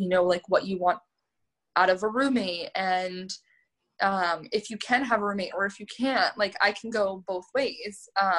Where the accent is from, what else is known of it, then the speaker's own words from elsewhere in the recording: New York, United States; And I think like growing up in New York, like in your 20s, is so much different than like growing up in your 20s, like in the burbs.